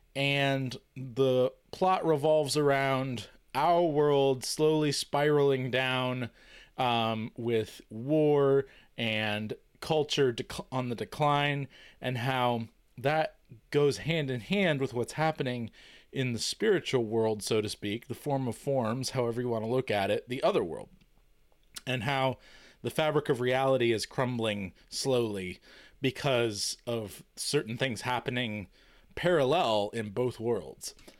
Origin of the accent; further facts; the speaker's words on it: United States; being American